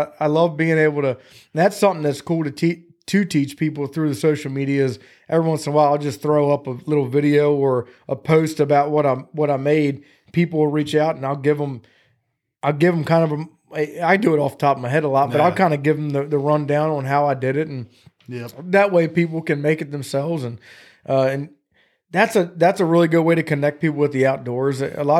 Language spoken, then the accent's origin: English; Chincoteague, Virginia, United States; I grew up on Chesapeake and Chincoteague. We were in Chincoteague a lot.